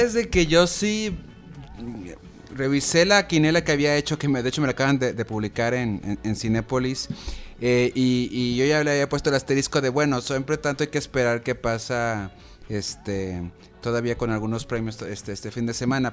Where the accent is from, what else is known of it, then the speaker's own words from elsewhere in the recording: Mexico; nosotros como mexicanos